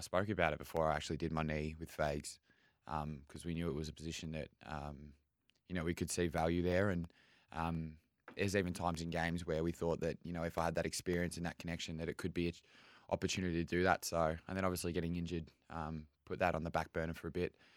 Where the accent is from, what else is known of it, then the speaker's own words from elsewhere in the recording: Melbourne, Victoria, Australia; now in Brisbane, Australia; growing up in Melbourne